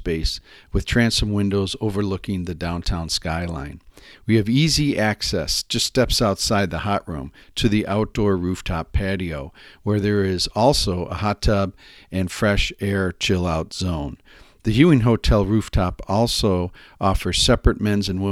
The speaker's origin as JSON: {"language": "English", "town": "Buffalo", "region": "New York", "country": "United States", "moved": "yes", "said": "I'm originally from Buffalo, New York"}